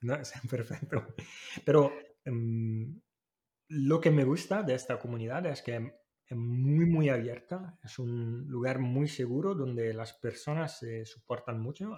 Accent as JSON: {"language": "Spanish", "country": "Italy", "moved": "yes", "lives_now": "Málaga, Spain", "said": "Yo soy italiano"}